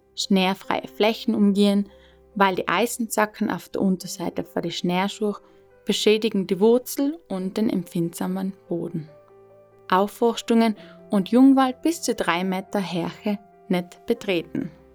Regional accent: South Tyrol, Trentino-Alto Adige, Italy; moved away as an adult; Weil ich dann meiner Heimat Südtirol in Rücken gekehrt habe

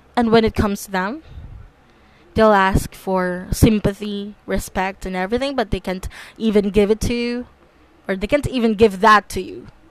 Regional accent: Philippines; I was born and raised in the Philippines, and I'm still continuing to, and I still continue to live here in the Philippines

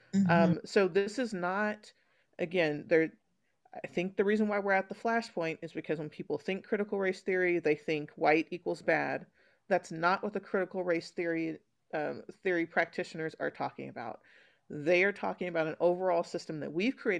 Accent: Northern California, United States; I grew up in California, in Northern California

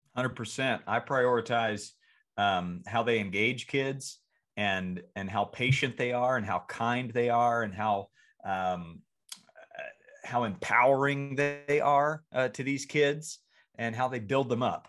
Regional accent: Franklinville, North Carolina, United States; moved away; I'm going back to my hometown of Franklinville, North Carolina

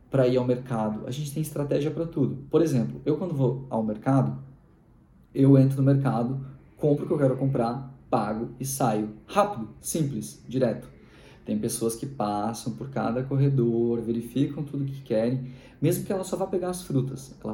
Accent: Rio Grande do Sul, Brazil; Isso é um prato bem típico dos gaúchos. Eu sou gaúcho.

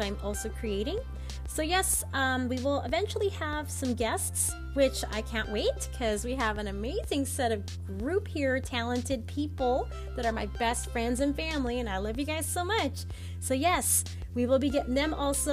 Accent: Southern California, United States; I'm from Southern California, so I'm very bubbly.

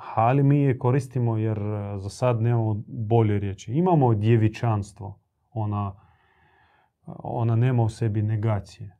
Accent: Croatia; tu kod nas u Hrvatskoj

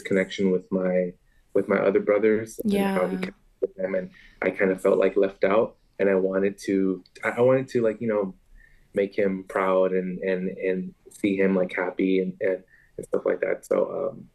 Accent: Long Beach, California, United States; I was born and raised here

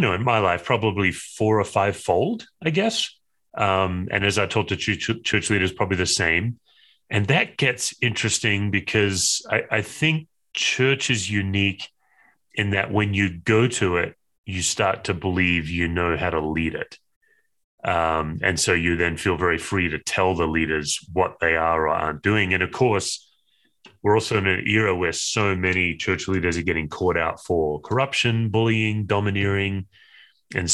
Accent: Western Australia, Australia; moved away as an adult; now in Denver, United States; I was born and raised in Western Australia

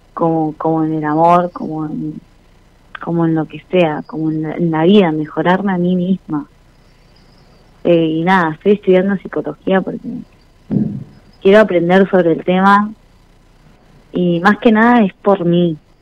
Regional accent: Caleta Olivia, Santa Cruz, Argentina; Soy de Santa Cruz, Caleta Olivia

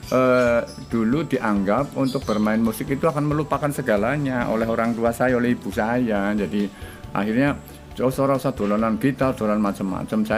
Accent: Purwokerto, Central Java, Indonesia; saya dilahirkan di tepatnya di kota Purwokerto itu eh, di waktu itu masih desa ya desa Keranji sekarang jadi kelurahan Keranji.

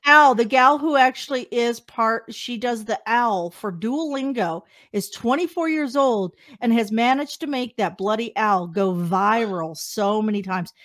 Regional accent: Wichita, Kansas, United States; moved away as an adult; also born or lived in Las Vegas, Nevada; now in Canada; I'm from Wichita

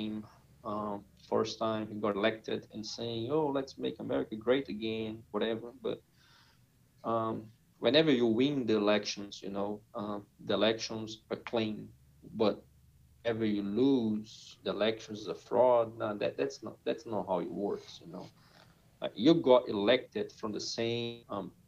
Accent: Brazil; English is a second language; moved away as an adult; also born or lived in United States; I'm from Brazil. I lived in the U.S. for almost 7 years.

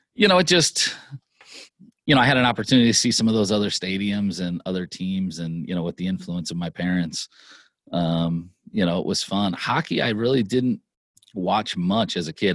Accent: Lancaster, Pennsylvania, United States; I grew up in Lancaster, Pennsylvania

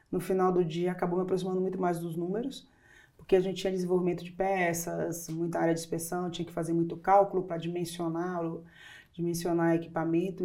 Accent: Salvador, Bahia, Brazil; sou do interior da, da Bahia, mas eu sempre fui criada em Salvador

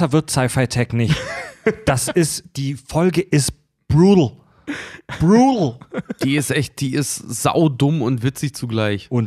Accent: Schleswig-Holstein, Germany; würde ich euch gerne auf zwei, drei Hörner Bier oder Met in meinen Heimatort bei Schleswig einladen.

